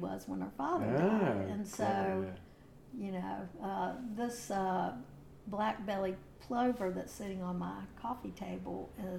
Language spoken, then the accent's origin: English; Virginia, United States; now in Manteo, United States; I'm from Virginia.